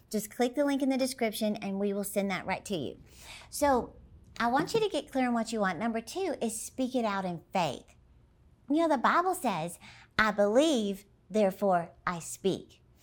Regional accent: Dallas, Texas, United States; my hometown of Dallas, Texas

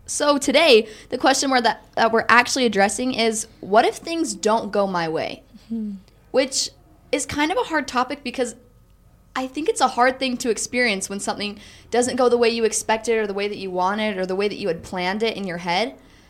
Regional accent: Highland, Utah, United States; I'm from Highland, Utah.

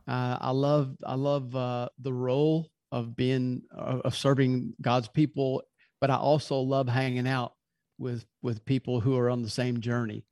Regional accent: Louisville, Kentucky, United States; now in Birmingham, United States; originally I'm from Louisville, Kentucky, and we live in Birmingham now

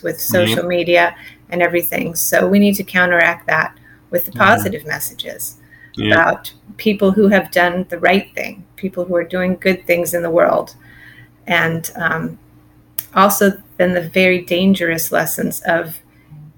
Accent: Silicon Valley, California, United States; I grew up in California, in the Silicon Valley

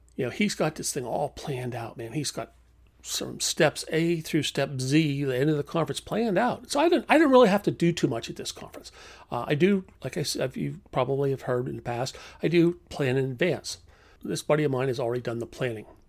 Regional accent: United States; being an American

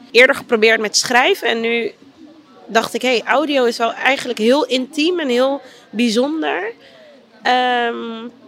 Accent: Amsterdam, North Holland, Netherlands; Maar ik ben een geboren en getogen Amsterdammer, eigenlijk uit, eh, ja, eigenlijk uit Oost en eh, eh, opgegroeid in Noord.

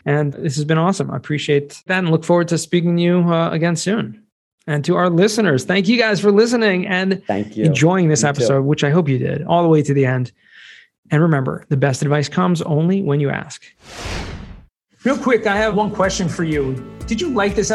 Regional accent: California, United States; I'm from California

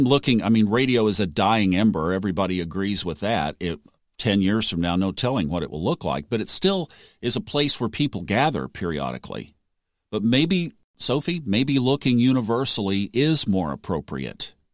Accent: United States; as an American

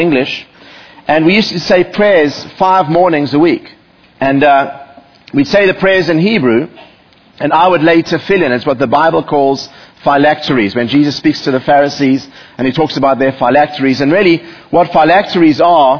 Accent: South Africa; moved away as an adult; now in United States; growing up in South Africa

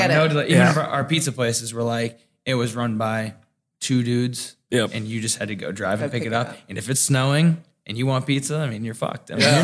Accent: New England, United States; also born or lived in California; now in Nashville, United States; Yeah, born and raised in New England.

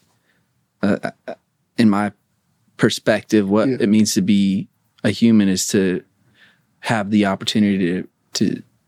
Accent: Spokane, Washington, United States; also born or lived in Portland; now in Los Angeles, United States; Spokane, Washington.

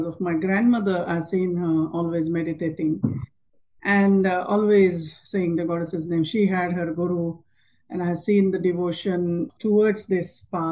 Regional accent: half an hour from Kopargaon, Maharashtra, India; moved away; My guru is in Kopargaon, just a half an hour from my hometown

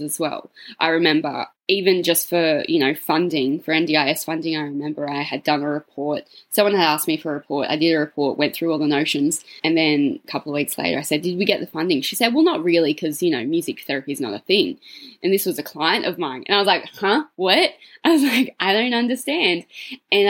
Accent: Cootamundra, New South Wales, Australia; my hometown of Cootamundra

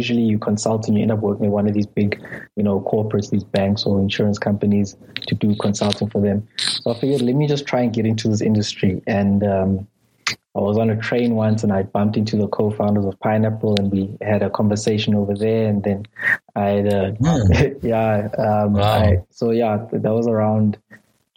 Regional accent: KwaZulu-Natal, South Africa; first language Zulu; English is a second language; also born or lived in Cape Town / Paris; now in Johannesburg, South Africa; I'm from South Africa. I was born in KwaZulu-Natal and currently living in Johannesburg

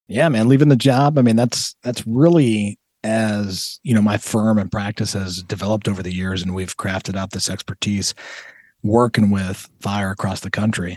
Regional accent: Toledo, Ohio, United States; also born or lived in Southern California; I consider Toledo home.

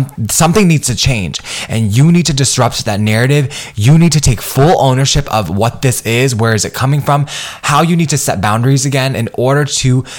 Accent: United States; I am Vietnamese American. I come from immigrant parents, and I'm a first generation professional as well as first generation college student.

